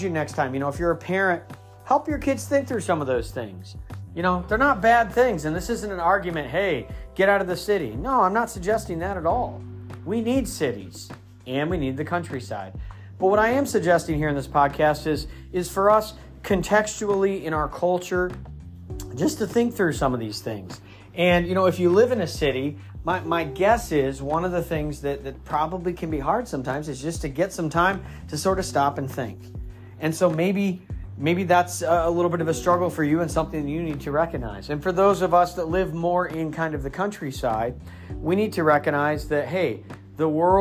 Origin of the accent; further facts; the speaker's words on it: Midwest, United States; also born or lived in Northeast US; now in Northeast, United States; I'm from the Midwest, but I live in the Northeast.